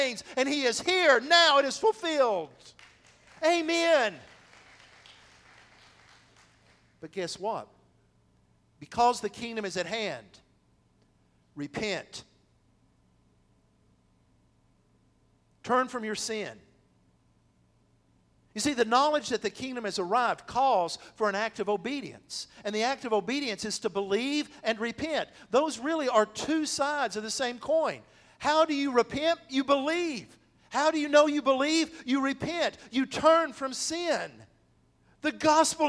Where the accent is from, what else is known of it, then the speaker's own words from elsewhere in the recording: the South, United States; We are from the South